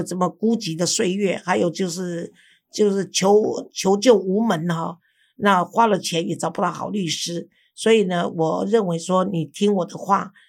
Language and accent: Chinese; Taiwan; 有我们台湾人的气质